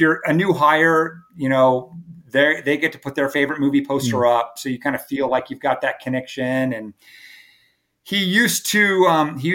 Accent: California, United States; now in Myrtle Beach, United States; I grew up in California

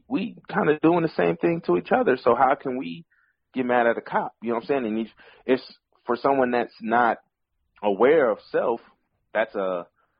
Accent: Pasadena, California, United States; I'm from Pasadena

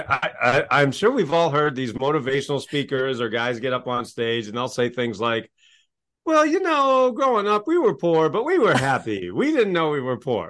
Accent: Maine, United States; I grew up in Maine, in, in New England

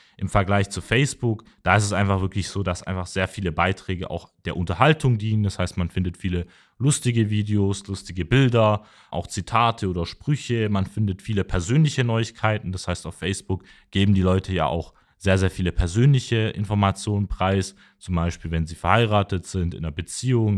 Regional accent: Mössingen, Baden-Württemberg, Germany; ich komme aus Mössing, das ist eine Stadt so 15 Kilometer hinter Tübingen.

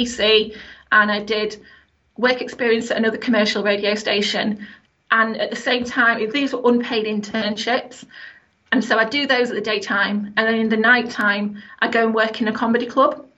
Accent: Sheffield, Yorkshire and the Humber, United Kingdom; I'm from Sheffield, like a working class family.

